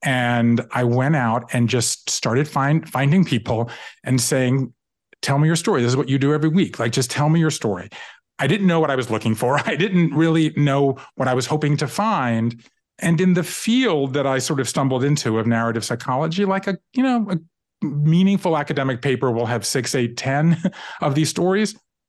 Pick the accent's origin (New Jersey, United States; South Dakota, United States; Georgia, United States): Georgia, United States; Savannah; moved away as an adult; also born or lived in Japan; I grew up in Savannah, Georgia, and I left there and I went to the Northeast to go to college. I left there and I went to Japan in the mid 80s